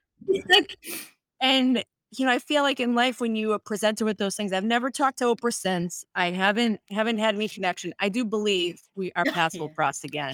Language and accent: English; United States; first language Spanish; English is a second language; I was the first one in my family born in this country. Um, so I was born to Colombian immigrant parents who immigrated to the United States in the seventies I, my first language was Spanish, and I didn't learn English until I went to school